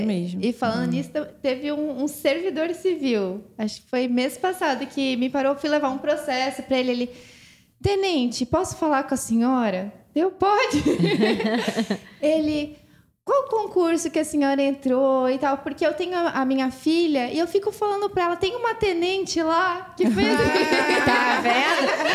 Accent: Santa Catarina, Brazil; eu sou de Santa Catarina

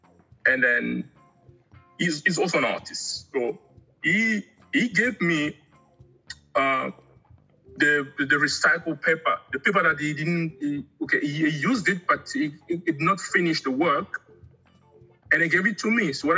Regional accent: DR Congo; also born or lived in Angola; now in South Africa; Originally, I'm from Angola, but I grew up in the Congo. And I came to South Africa about 20 years ago.

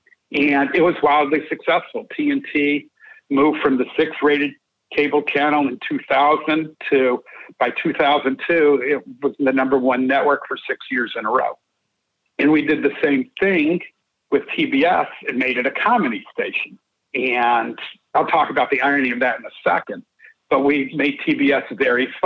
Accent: Atlanta, Georgia, United States; born or raised there

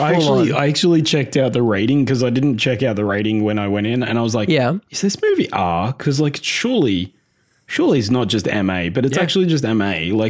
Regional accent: Australia; we're three guys from Australia.

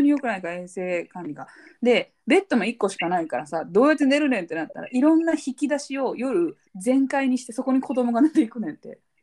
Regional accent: Japan; first language Japanese; moved away as an adult; 第一言語がイタリア語と日本語

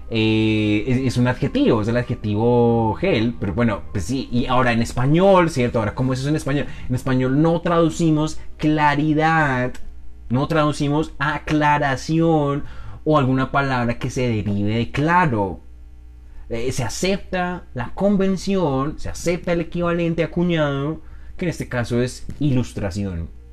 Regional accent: Colombia; accent: Colombian; Es mi hablar colombiano

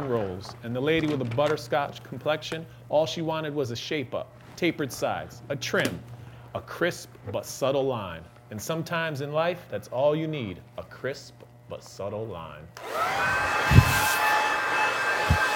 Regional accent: Waterbury, Connecticut, United States; the wonderful city of Waterbury, my hometown, born and raised.

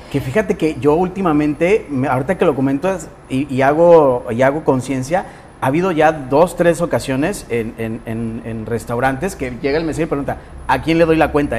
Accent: Guadalajara, Jalisco, Mexico; now in Colima, Mexico; yo soy de Guadalajara y en Jalisco

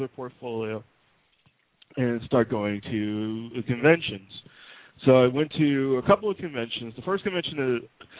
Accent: New York City, New York, United States; I grew up in New York City

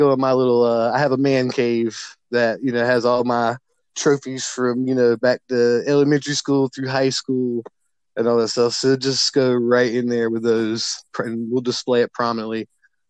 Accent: North Carolina, United States; my hometown is where Duke originated.

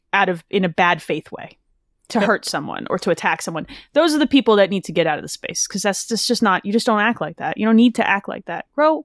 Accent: New Jersey, United States; I'm a Jersey girl.

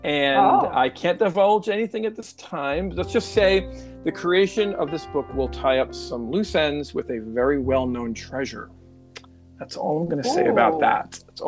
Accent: South Shore of Long Island, New York, United States; born or raised there

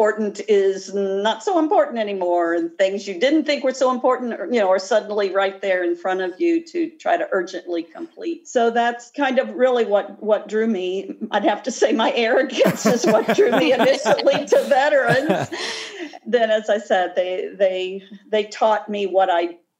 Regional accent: Midwest, United States; accent: a bit Midwestern; moved away as an adult; now in Florida, United States; my accent is a bit Midwestern. However, I did move down here at age 19. So I've lived here in Florida for a long time

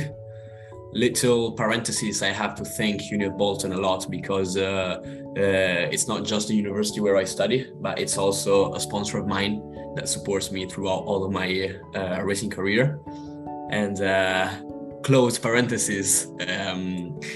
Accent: Monza, Lombardy, Italy; moved away as an adult; also born or lived in United Kingdom; That was actually my home race, because I'm actually from there. I live 5 minutes away from the Formula One racetrack

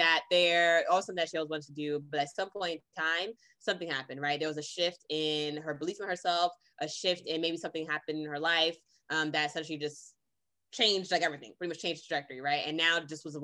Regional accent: Boston, Massachusetts, United States; also born or lived in Brooklyn, New York / California; I was raised in Brooklyn, New York and Boston, Massachusetts. And then after then went to California and was there for over a decade. Now I'm back in Massachusetts

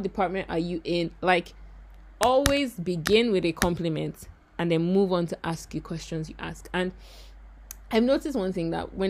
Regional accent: Nigeria; moved away as an adult; also born or lived in Ghana; I'm Nigerian

